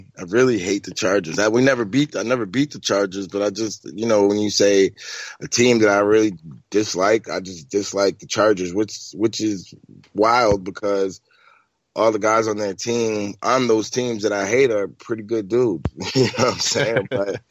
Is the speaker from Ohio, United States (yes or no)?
no; New York, United States; my agent knew that, you know, I would, of course, him being a New Yorker too, knew that I would love to play for the Giants.